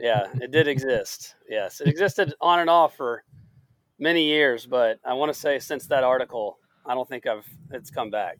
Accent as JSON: {"language": "English", "town": "Chattanooga", "region": "Tennessee", "country": "United States", "tie": "born or raised there", "said": "I was born and raised in Chattanooga"}